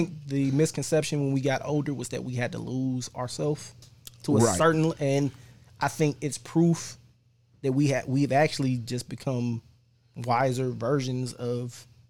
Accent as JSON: {"language": "English", "town": "Cleveland", "region": "Ohio", "country": "United States", "said": "I happily rep that I'm from Cleveland."}